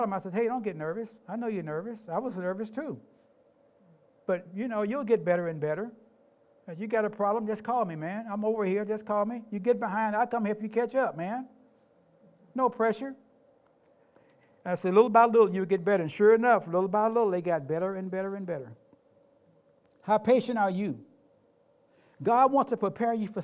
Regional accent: Memphis, Tennessee, United States; moved away as an adult; now in Tacoma, United States; I grew up in Memphis.

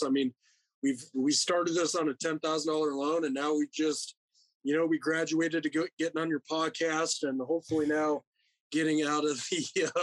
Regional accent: Rapid City, South Dakota, United States; born and raised in Rapid City, South Dakota

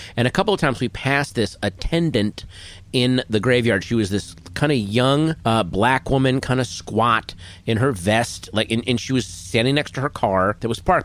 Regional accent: Virginia, United States; growing up in Virginia, there were those kind of lake recreation areas

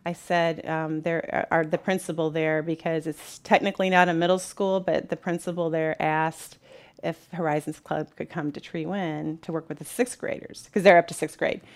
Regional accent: Peoria, Illinois, United States; I grew up in the Peoria Public Schools and just fell in love with it

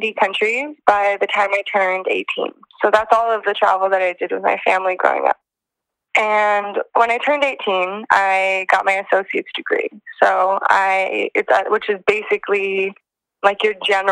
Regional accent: Northern California, United States; I'm from Northern California

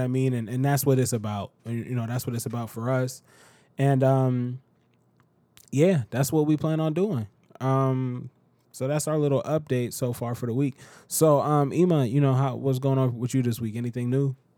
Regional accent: United States

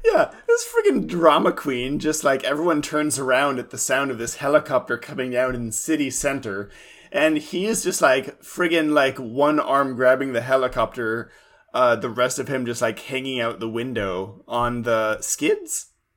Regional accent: Livermore, California, United States; now in Portland, United States; my hometown, Livermore

